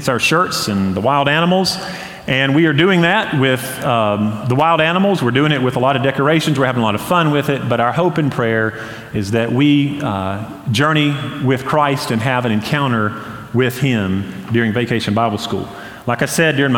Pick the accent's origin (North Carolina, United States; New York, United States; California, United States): North Carolina, United States; Hendersonville; now in Boiling Springs, United States; growing up in Hendersonville